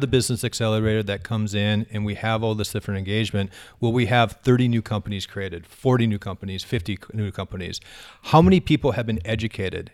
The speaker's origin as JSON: {"language": "English", "town": "Fargo", "region": "North Dakota", "country": "United States", "tie": "born or raised there", "said": "I grew up in Fargo, uh, North Sider"}